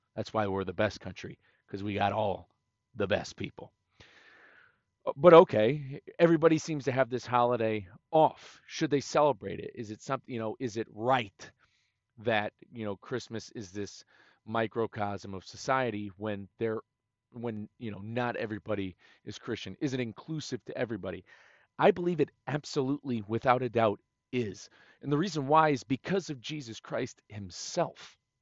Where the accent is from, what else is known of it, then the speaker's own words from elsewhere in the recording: Connecticut, United States; moved away; I am originally from Connecticut